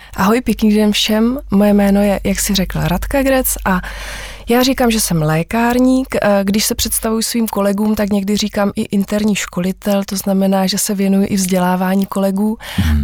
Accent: Vyškov, South Moravian Region, Czechia; jsem z Vyškova a vlastně ve Vyškově se trávím celý život

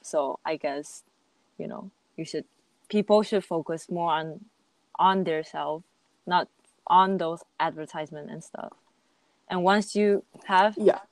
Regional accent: Japan; also born or lived in Taiwan; i'm 100% taiwanese but i mostly spend my childhood or i can say that like i spend more than half of my lifetime living in japan

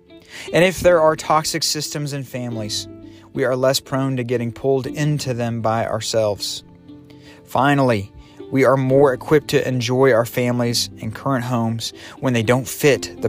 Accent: the South, United States; moved away as an adult; also born or lived in Bucharest, Romania; I grew up in the South with big houses and open fields, southern drawls

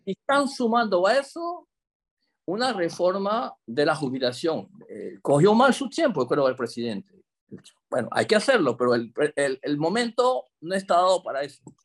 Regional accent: Chame, Panamá Oeste, Panama; moved away as an adult; also born or lived in Paris suburbs, France; now in Gretz-Armainvilliers, France; nativo de Chame, soy un chamero

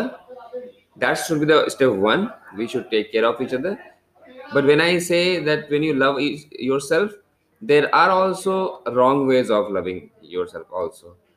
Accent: India; also born or lived in Kolkata; I am basically from India

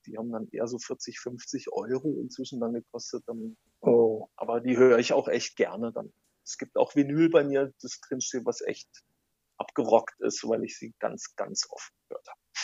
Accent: North Rhine-Westphalia, Germany; Ich komme eigentlich aus dem aus Nordrhein-Westfalen

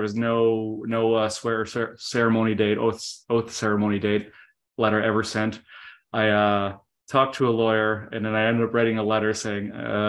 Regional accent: Canada; moved away as an adult; now in United States; I'm from Canada. Mm-hmm. I went through the immigration process as well.

